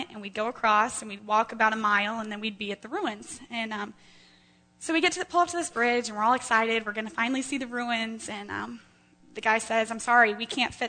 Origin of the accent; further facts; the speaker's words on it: Carmel, Indiana, United States